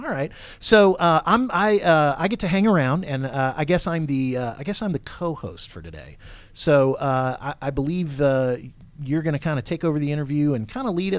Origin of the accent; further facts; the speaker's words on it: Georgia, United States; accent: Southern; I'm from Georgia, but my family's okay. all from up north